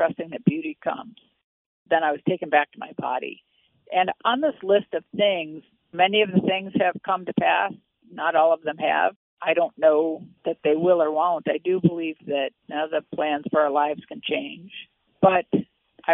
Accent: Midwest, United States; I grew up in the Midwest in the 1950s

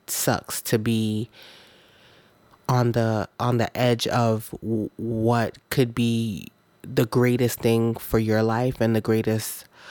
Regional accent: Jamaica; now in United States; I wasn't born in America. I was born in Jamaica as well.

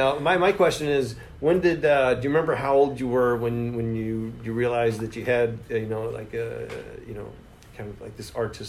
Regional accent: Destin, Florida, United States; now in Los Angeles, United States; I grew up in Destin, this little fishing village

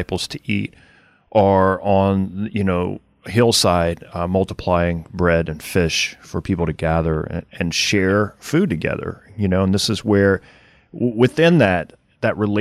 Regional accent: Cajun / Louisiana, United States; I'm Cajun at heart

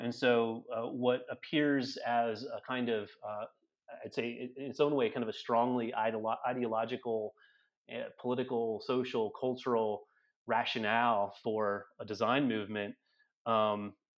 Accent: Detroit, Michigan, United States; I grew up in Metro Detroit

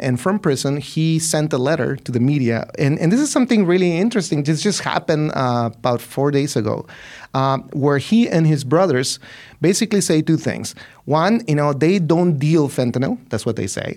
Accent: Ciudad Juarez, Chihuahua, Mexico; I'm from Ciudad Juarez, right? I'm from that city.

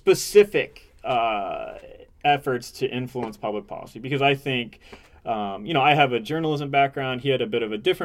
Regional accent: Indiana, United States; now in Michigan, United States; I'm from Indiana originally.

